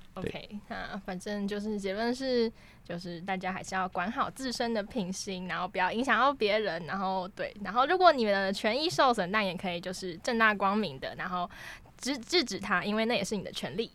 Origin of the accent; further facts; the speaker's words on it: Taiwan; 至少我觉得我们生在台湾是这样啦